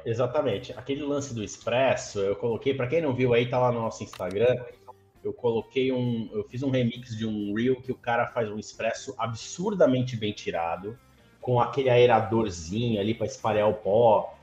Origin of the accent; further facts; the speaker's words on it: Santos, São Paulo, Brazil; aqui em Santos, onde eu, de onde eu sou, né? Onde eu estou hoje